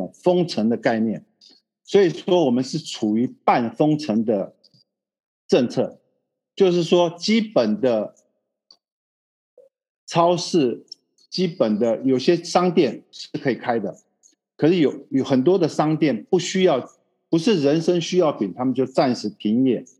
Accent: Taiwan; now in Brazil; 我是一九七六年从台湾来到巴西的，来到巴西以后是跟着母亲过来的，然后之后就开始在餐厅打工

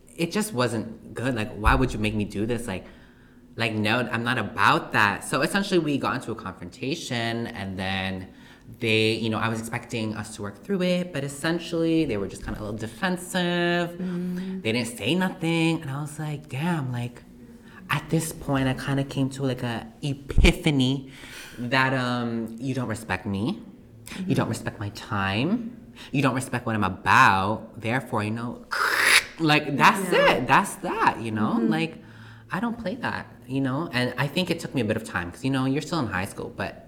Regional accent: Canada; I'm also a Canadian, Filipino Canadian to be exact

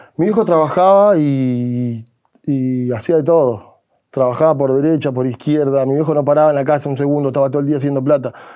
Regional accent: Cutral Có, Neuquén, Argentina; en mi pueblo, en Cutralco

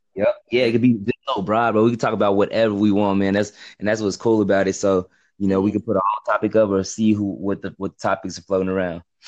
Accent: Texas, United States; I'm from America. I'm from like Texas

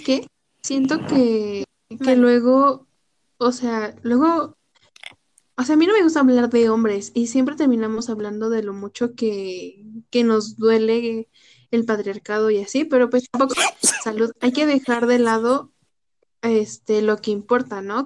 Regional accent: Mexico; somos mexicanas

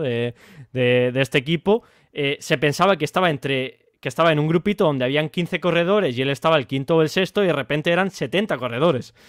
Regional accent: Spain; yo soy español

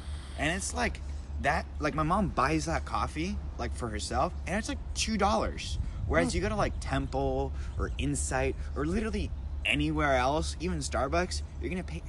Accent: Venezuela; Venezuela. Actually, I'll say it like this. Venezuela.

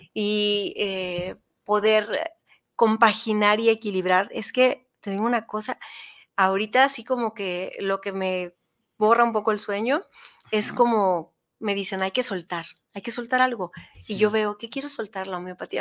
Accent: Tijuana, Baja California, Mexico; Yo venía de Tijuana de vacaciones a Guadalajara porque yo crecí en Tijuana

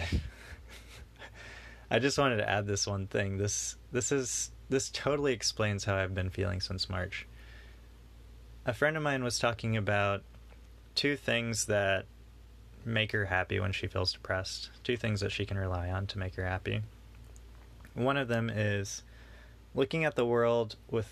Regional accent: Houston, Texas, United States; I'm from Houston

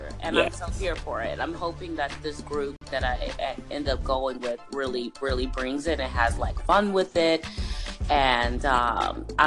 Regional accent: Chicago, Illinois, United States; I'm from Chicago

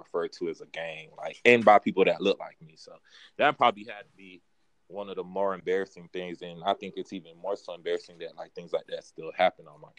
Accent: Naples, Florida, United States; I'm originally from Naples, Florida.

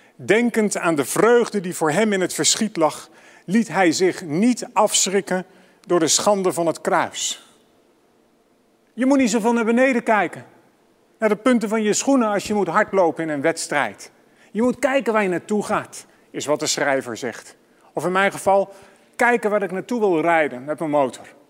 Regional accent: Amsterdam, North Holland, Netherlands; voor mij als Amsterdammer

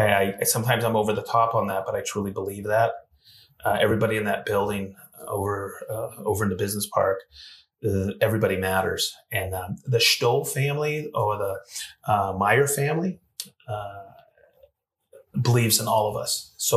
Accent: Maine, United States; also born or lived in Fort Lauderdale, Florida; now in Whitestown, United States; I grew up in Maine, but I lived in Fort Lauderdale, and that's where my cabinet shop was.

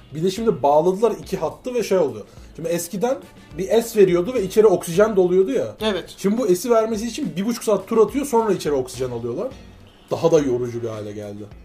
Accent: Constanța, Constanța County, Romania; ben Köstenceliyim

